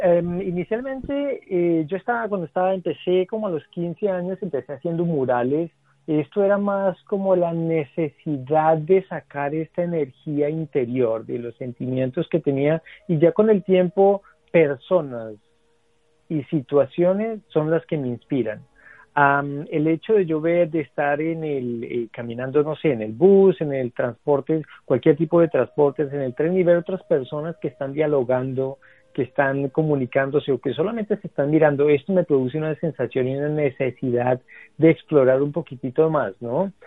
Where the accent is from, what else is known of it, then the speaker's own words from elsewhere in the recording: Garzón, Huila, Colombia; yo soy del Huila, de Grado Huila